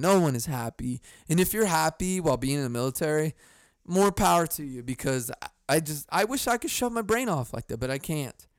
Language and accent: English; United States; I'm an American